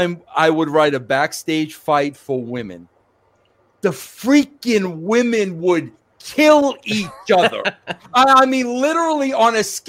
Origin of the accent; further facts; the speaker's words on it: New York, United States; So, yes, I was born in Brooklyn. Yes, I was raised in New York